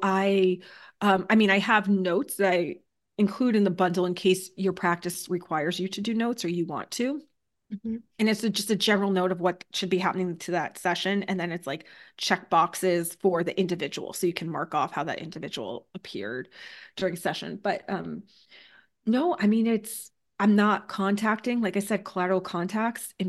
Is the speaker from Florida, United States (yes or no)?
no; Connecticut, United States; now in New Hampshire, United States; Originally, I'm from Connecticut